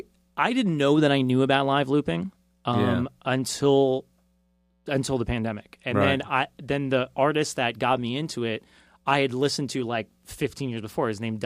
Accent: Australia; From being Australian.

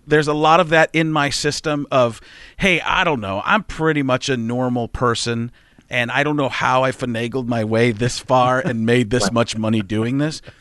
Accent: Waukesha, Wisconsin, United States; I grew up in Waukesha, Wisconsin

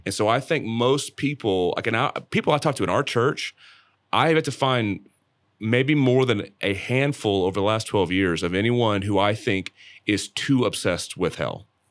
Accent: Dallas, Texas, United States; the church traditions I grew up in around Dallas

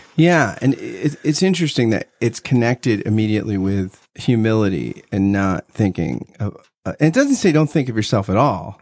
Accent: New Jersey, United States; I grew up in South Jersey

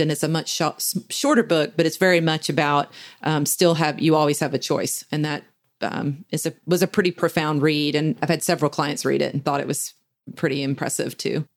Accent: the South, United States; We in the South uh, are almost bred to be passive aggressive

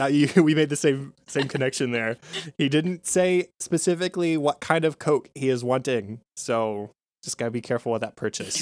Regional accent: United States; as an American

